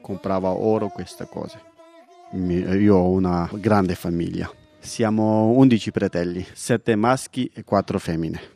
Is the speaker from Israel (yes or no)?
no; Paktia, Afghanistan; Italian is a second language; moved away as an adult; now in Italy; vengo dall'Afghanistan. La mia provincia, che si chiama Paktia